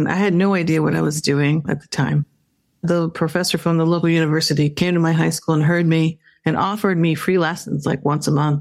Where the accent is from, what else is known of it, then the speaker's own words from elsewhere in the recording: Phoenix, Arizona, United States; moved away as an adult; now in New York, United States; I grew up in Phoenix, Arizona